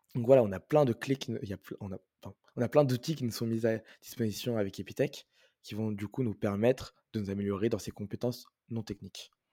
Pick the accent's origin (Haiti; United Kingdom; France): France; moved away as an adult; now in Montreal, Canada; je suis né en France et je vis en France